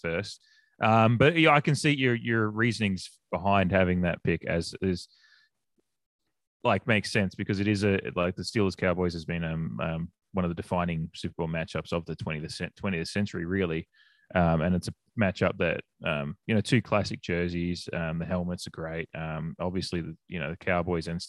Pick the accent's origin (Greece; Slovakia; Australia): Australia; now in United States; being an Australian, I grew up with Aussie rules